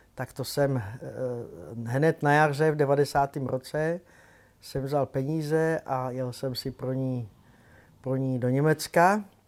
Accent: Prague, Czechia; taky jsem Pražák

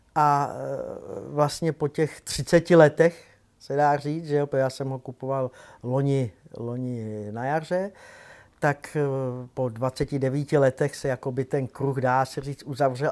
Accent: Prague, Czechia; taky jsem Pražák

